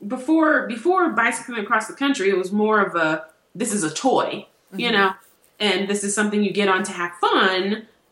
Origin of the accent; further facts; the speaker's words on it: Los Angeles, California, United States; moved away as an adult; also born or lived in New York / Columbia, Missouri; now in Indiana, United States; I grew up in California. After I left Los Angeles to go to college in New York